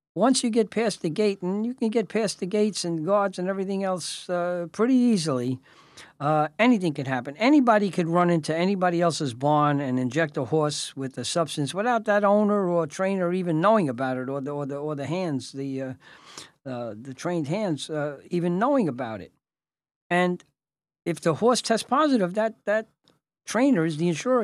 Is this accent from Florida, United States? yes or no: no; New York City, New York, United States; I came from South Brooklyn, Red Hook